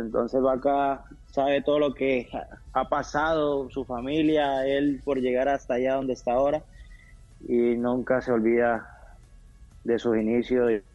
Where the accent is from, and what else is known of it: Colombia